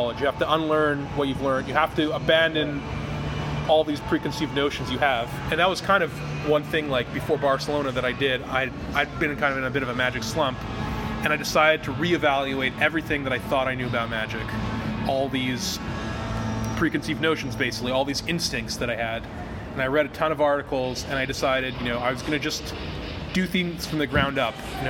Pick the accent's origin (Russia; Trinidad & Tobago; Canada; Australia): Canada; I'm Canadian